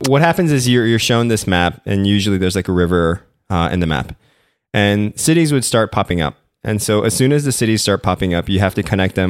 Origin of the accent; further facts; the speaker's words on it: Philippines; I was born and raised in the Philippines.